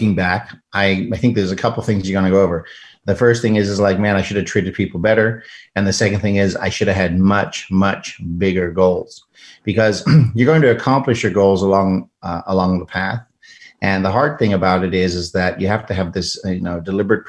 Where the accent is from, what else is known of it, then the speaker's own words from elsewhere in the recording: South Africa; moved away as an adult; now in United States; I'm an immigrant from South Africa, immigrated here to the United States